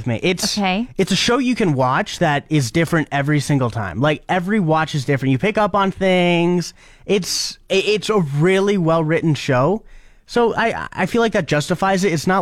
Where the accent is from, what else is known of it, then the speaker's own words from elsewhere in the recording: Calgary, Alberta, Canada; moved away; I come from Calgary, Alberta